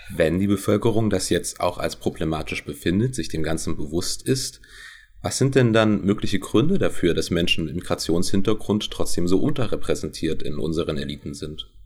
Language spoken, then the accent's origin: German; Saxony-Anhalt, Germany; now in Leipzig, Germany; ich bin in Deutschland, genauer in Sachsen-Anhalt geboren